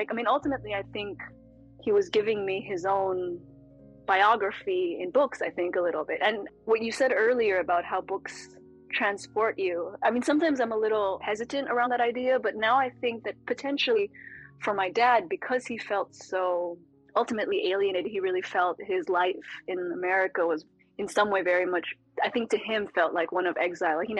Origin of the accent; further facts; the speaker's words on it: California, United States; born there; So he'd lived several other lives by the time I was born in California.